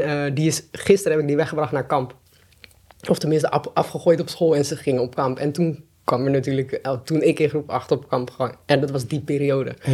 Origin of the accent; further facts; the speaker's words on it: Delft, South Holland, Netherlands; ik ben geboren in Delft en ik ben eigenlijk altijd opgegroeid samen met mijn moeder